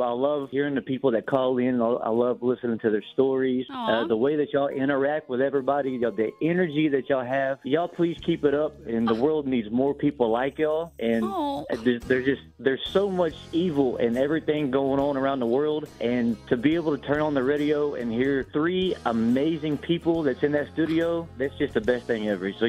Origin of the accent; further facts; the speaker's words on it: Texas, United States; moved away; And I moved up here from Texas, and that's just the way that I was raised.